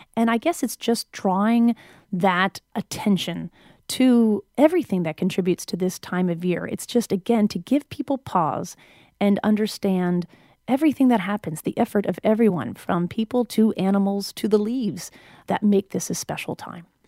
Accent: New Hampshire, United States; I spent twenty years growing up in New England

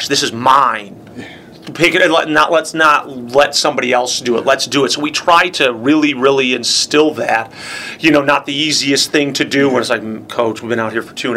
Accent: Palatine, Illinois, United States; I say Palatine. They're like, no. I'm like, you heard of Schaumburg, where the big mall is? I grew up 5 minutes from there.

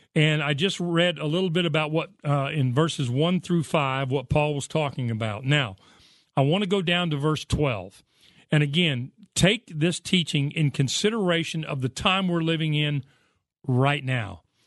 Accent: United States; I grew up in the United States of America

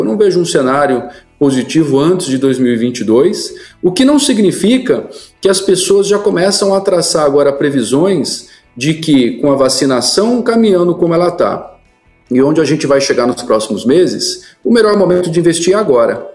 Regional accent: Mogi das Cruzes, São Paulo, Brazil; A cidade onde eu nasci é Mogi das Cruzes interior de São Paulo

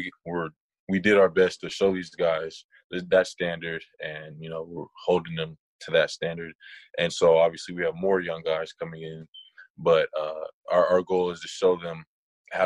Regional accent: San Diego, California, United States; I'm from San Diego

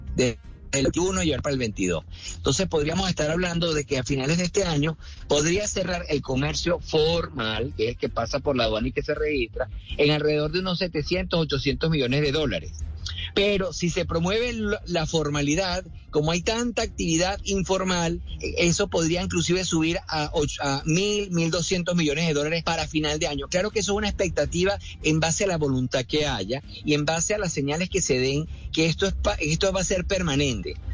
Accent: Caracas, Capital District, Venezuela; porque yo soy caraqueño

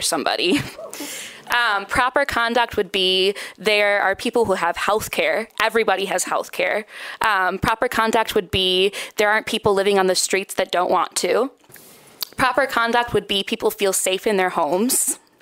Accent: Grand Rapids, Michigan, United States; I am from Grand Rapids, lived here my whole life.

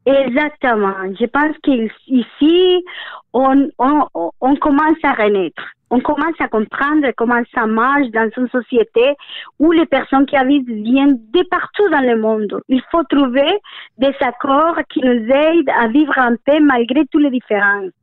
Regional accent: Colombia; moved away; chez nous, en Colombie

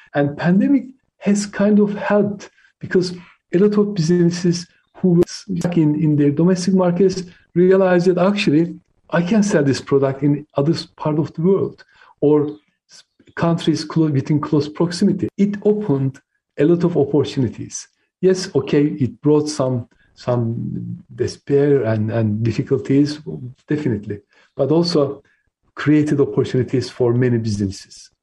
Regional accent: Turkey; born or raised there; first language Turkish; English is a second language; moved away as an adult; now in United Kingdom

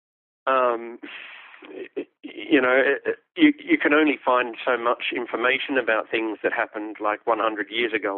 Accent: Australia; Australian history, I was really bored by it at school

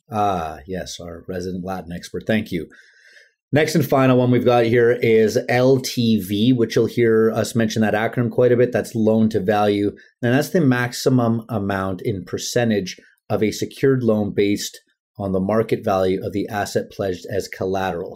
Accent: Vancouver, British Columbia, Canada; I'm from Vancouver. or like we call it, the Lower Mainland

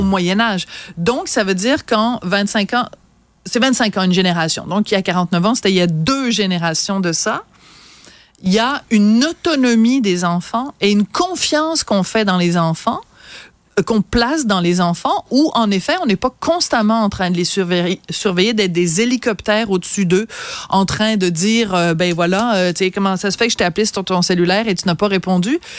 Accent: France; accent: French; also born or lived in Quebec; now in Canada; j'ai un léger accent

